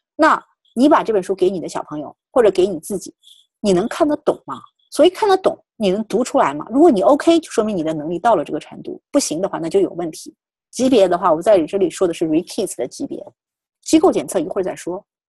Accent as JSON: {"language": "Chinese", "country": "China", "said": "我们本身还是中国人"}